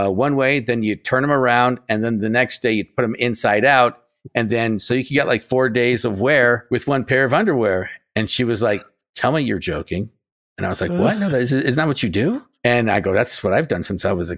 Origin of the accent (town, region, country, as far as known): United States